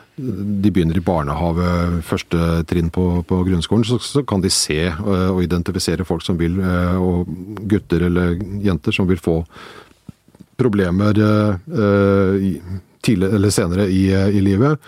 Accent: Slemmestad, Akershus, Norway; Jeg kommer fra Slemmestad, som jo er et industrisam, eh, gammelt industrisamfunn.

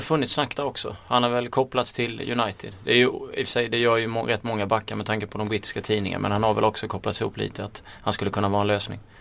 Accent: Småland, Sweden; accent: Småländska; min småländska stämma

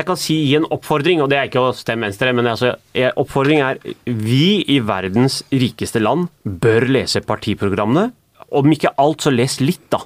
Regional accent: Norway; Jeg er den første generasjonen som er født og oppvokst i Norge

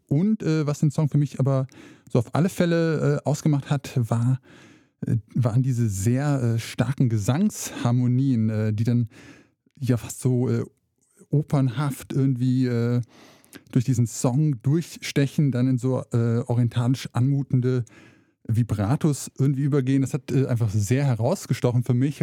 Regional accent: rural Hesse, Germany; born or raised there; moved away as an adult; also born or lived in Saxony

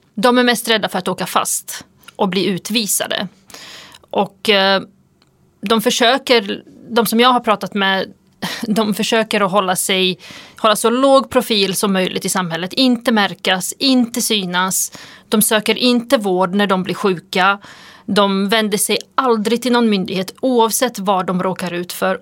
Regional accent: Sweden; vårt land

